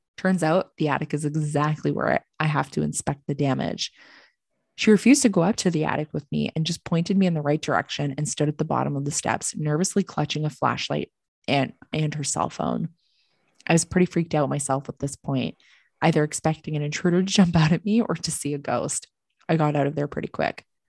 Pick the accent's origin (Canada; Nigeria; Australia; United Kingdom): Canada; we're fucking Canadian